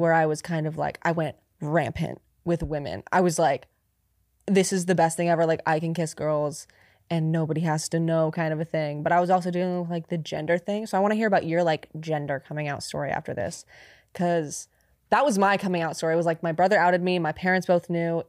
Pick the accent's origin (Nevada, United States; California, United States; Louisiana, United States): California, United States; near Sacramento; my hometown. It was like near Sacramento